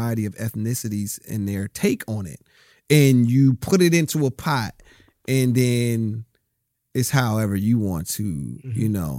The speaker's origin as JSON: {"language": "English", "town": "Rialto", "region": "California", "country": "United States", "tie": "born or raised there", "also_born_or_lived": "Compton", "said": "I grew up, like I said, I was in Compton. I grew up in Rialto. My father's from Harlem, New York."}